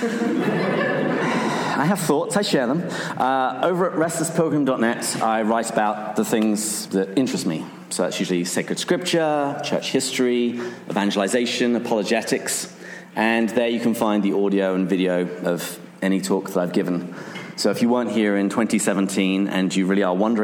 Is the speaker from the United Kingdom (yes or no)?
yes; England, United Kingdom; I'm from England. Every American always seems to think that I'm from Australia